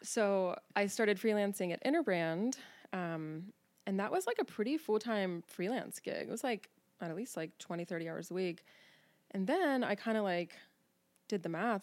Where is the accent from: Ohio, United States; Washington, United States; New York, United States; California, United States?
Ohio, United States; Cincinnati; now in Newport, Kentucky, United States; born and raised in Cincinnati. I grew up on the West Side